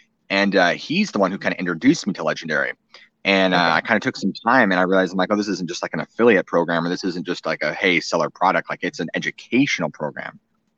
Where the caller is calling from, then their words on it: Goldendale, Washington, United States; A little town outside in Washington State called Goldendale, kind of out in the middle of nowhere.